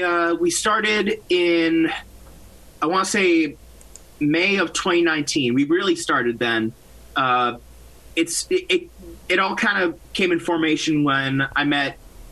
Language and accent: English; Massachusetts, United States; Yes, I'm from Massachusetts. My whole band is from Massachusetts, actually.